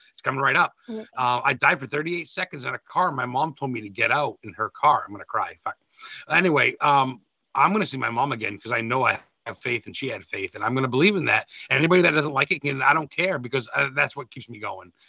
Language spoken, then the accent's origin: English; United States